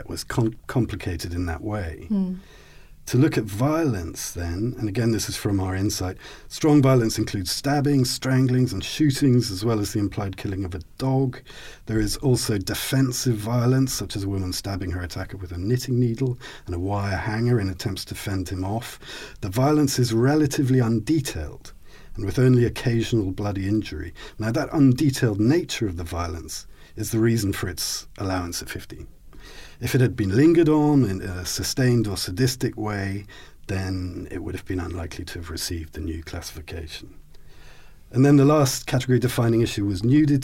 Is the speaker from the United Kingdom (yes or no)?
yes; Scotland, United Kingdom; I'm Scottish